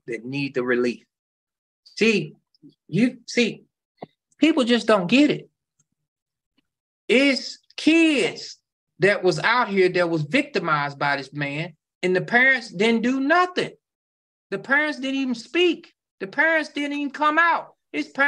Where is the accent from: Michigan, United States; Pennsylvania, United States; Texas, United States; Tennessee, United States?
Tennessee, United States; Memphis; Memphis, which is my hometown